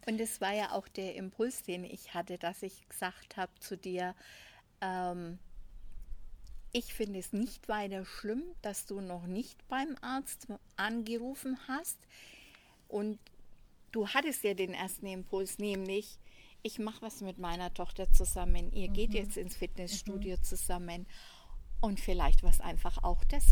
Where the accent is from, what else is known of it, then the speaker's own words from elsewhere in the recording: Franconia, Nuremberg area, Bavaria, Germany; accent: Franconian; wie man anhand der Sprache hört, komme ich aus Franken, aus dem Nürnberger Raum